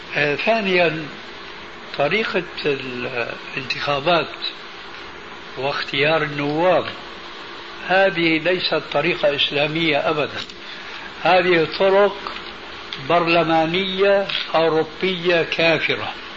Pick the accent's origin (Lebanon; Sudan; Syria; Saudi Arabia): Syria; عندنا في سوريا